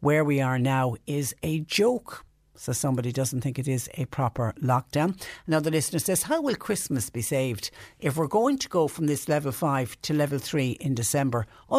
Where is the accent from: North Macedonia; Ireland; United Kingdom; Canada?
Ireland; Galway, Connacht; now in West Cork, Ireland; I live in West Cork, but I'm originally from Galway.